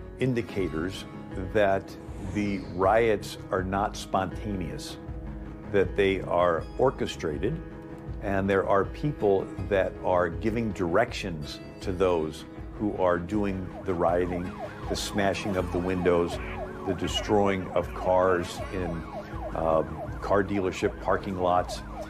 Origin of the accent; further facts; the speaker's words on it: St. Louis, Missouri, United States; I grew up in St. Louis and just 30 minutes from Ferguson.